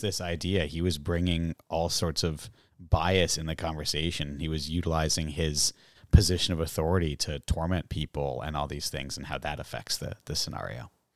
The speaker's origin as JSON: {"language": "English", "town": "Groton", "region": "Massachusetts", "country": "United States", "also_born_or_lived": "England / Canada", "moved": "yes", "lives_now": "Salem, United States", "said": "I'm from Groton"}